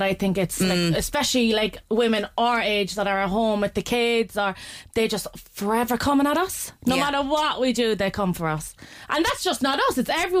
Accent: Cork, Munster, Ireland; I think because we're both like from Cork

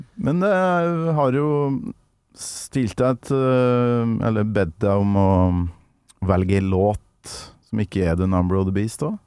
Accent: Norway; på Kolverøy, der jeg kommer fra

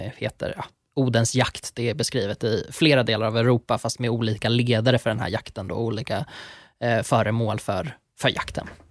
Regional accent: Värmland, Sweden; Där jag kommer ifrån så kallar man Näcken strömkarn

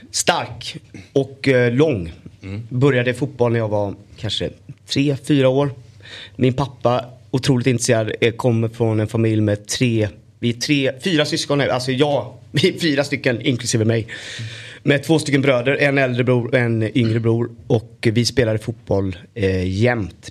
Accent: Gothenburg, Västra Götaland, Sweden; min pappa var också fotbollstränare för generationer av kids i Örgryte Skår, där jag kommer ifrån.

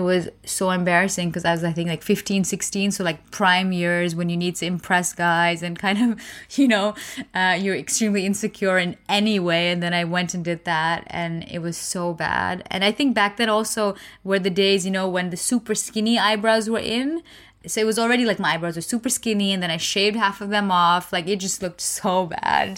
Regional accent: India; I'm Indian

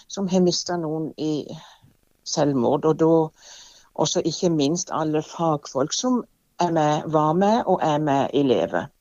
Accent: Evje, Agder, Norway; jeg er jo fra Evje sjøl

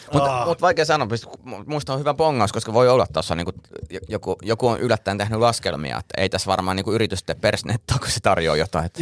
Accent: Suolahti, Central Finland, Finland; moved away; mä kotoisin Suolahdesta, niin siellä oikeastaan ainoa viikonlopputoiminta oli ajaa kaupunkia ympäri

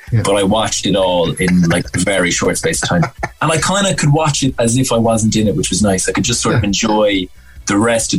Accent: Cork, Munster, Ireland; moved away as an adult; also born or lived in Dublin; I'm from Glanmire originally, so grew up in the city.

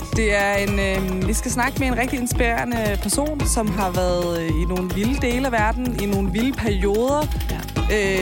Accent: Taastrup, Capital Region of Denmark, Denmark; jeg er jo fra Tostrup

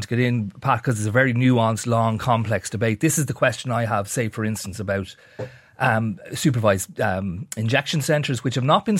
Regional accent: Dublin, Leinster, Ireland; Now, you and I are both from Dublin. I'm from the North County Dublin. It was known as far back as when I was a kid in the 80s

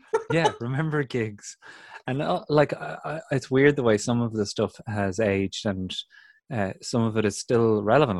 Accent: County Kildare, Ireland; growing up in Kildare on the windswept Curra

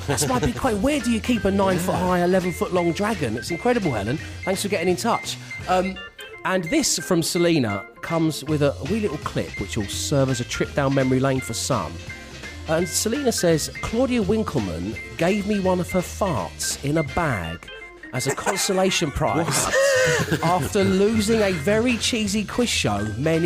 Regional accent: Germany; born there; because he knew I was born in Germany.

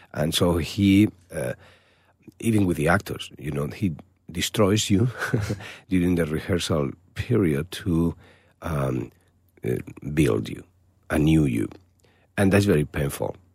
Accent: Málaga, Andalusia, Spain; English is a second language; moved away; my hometown, in Malaga.

